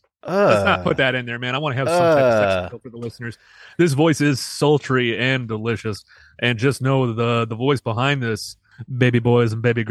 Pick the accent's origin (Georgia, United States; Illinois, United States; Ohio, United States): Illinois, United States; Chicago; I'm from originally from Chicago.